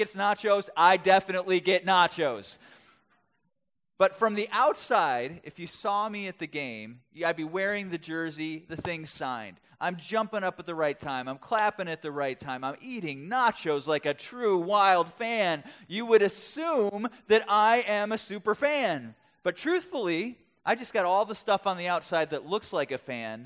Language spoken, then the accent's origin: English; Milwaukee, Wisconsin, United States; I grew up in Wisconsin